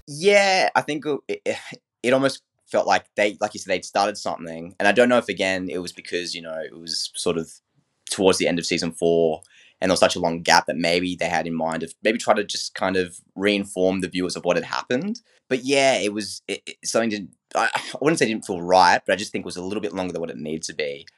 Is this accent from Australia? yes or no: yes; Australia; being a fellow Aussie